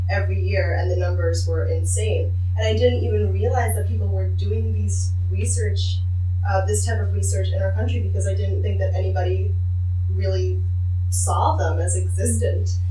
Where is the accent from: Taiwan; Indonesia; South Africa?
Indonesia; Tangerang, Banten; also born or lived in Jakarta; I grew up in Indonesia, uh, specifically in Tangerang, and then I moved to Jakarta